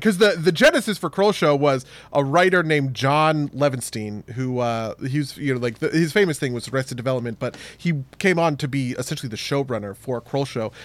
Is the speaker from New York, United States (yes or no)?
no; New Jersey, United States; accent: New Jersey; my New Jersey accent